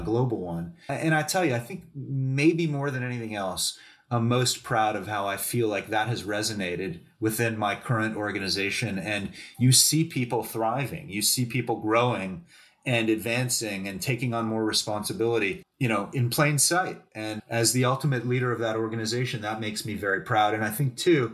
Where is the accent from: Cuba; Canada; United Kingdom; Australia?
Canada; moved away as an adult; also born or lived in New York; as a Canadian guy going to New York for this big job